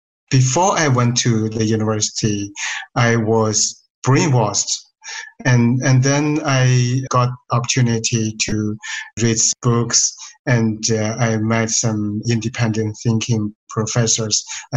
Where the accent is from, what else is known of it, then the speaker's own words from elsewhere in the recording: Jilin, China; moved away as an adult; also born or lived in Beijing; now in Princeton, United States; I was born in Poor Village in Jilin Province, northeast China.